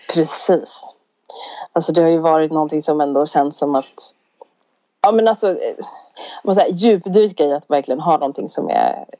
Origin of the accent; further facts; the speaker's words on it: Sweden; vi är svenskar